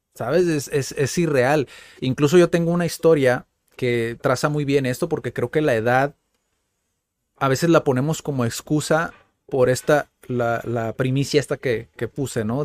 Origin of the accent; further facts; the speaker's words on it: Mexico; soy mexicano